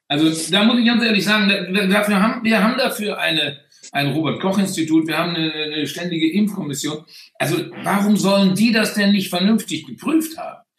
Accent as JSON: {"language": "German", "town": "Bonn", "region": "North Rhine-Westphalia", "country": "Germany", "said": "und sage, ich bin Bonner, fertig."}